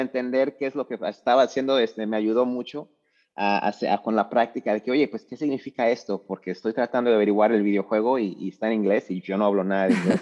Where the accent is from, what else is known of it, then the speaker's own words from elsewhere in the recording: Lagos de Moreno, Jalisco, Mexico; moved away; also born or lived in Orlando, Florida / Greensboro, North Carolina; Yo soy mexicano, nací en un pueblo mágico llamado Lagos de Moreno, Jalisco, en México.